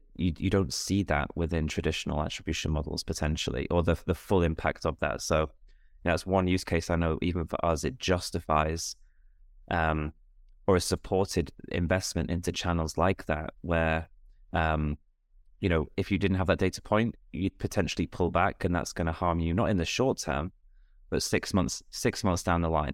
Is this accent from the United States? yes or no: no; United Kingdom; me as a Brit